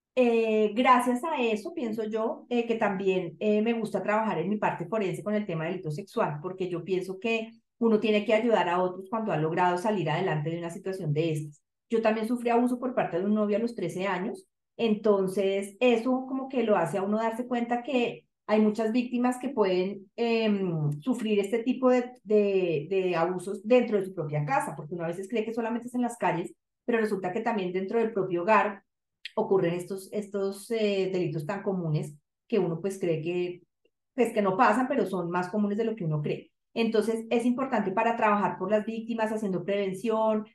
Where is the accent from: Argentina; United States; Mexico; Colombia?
Colombia; Bogotá; soy bogotana